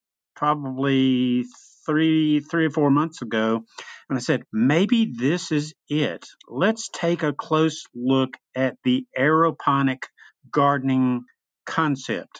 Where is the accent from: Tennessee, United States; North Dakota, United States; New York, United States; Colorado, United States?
Tennessee, United States; Memphis; moved away as an adult; now in East Tennessee, United States; I grew up in Memphis, Tennessee, lived there for many years